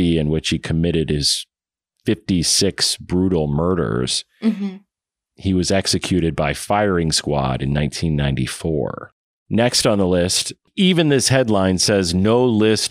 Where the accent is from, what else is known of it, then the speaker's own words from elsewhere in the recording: Waterloo, Iowa, United States; my hometown of Waterloo, Iowa